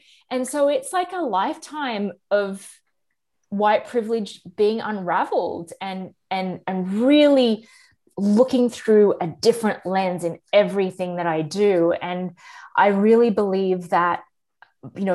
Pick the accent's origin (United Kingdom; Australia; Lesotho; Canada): Australia; I am Australian